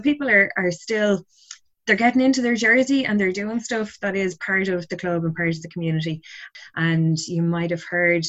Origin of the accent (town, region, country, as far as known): Ireland